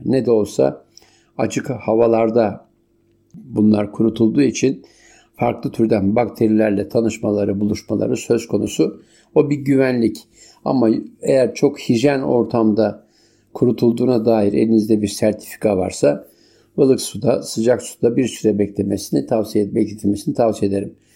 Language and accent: Turkish; Turkey; malum ülkem